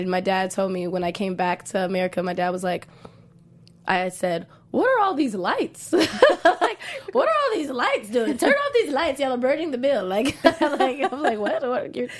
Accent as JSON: {"language": "English", "town": "Fort Worth", "region": "Texas", "country": "United States", "tie": "born or raised there", "also_born_or_lived": "Nigeria", "said": "I was born in Fort Worth, Texas"}